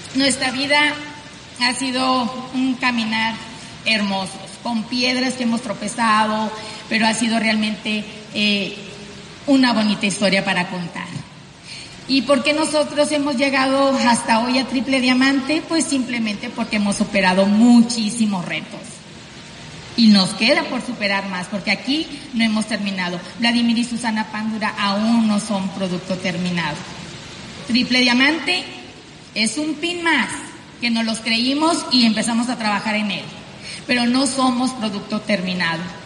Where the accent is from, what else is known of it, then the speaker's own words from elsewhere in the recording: Sonora, Mexico; accent: norteña; Nosotros somos pues mexicanos del norte, tú ya lo sabes, simplemente por mi vocerrón tan fuerte, norteña, eh, venimos de Sonora